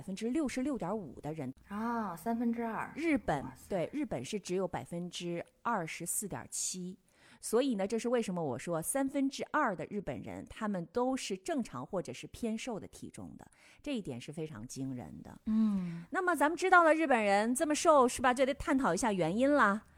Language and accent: Chinese; Northeast China, China; 我们东北菜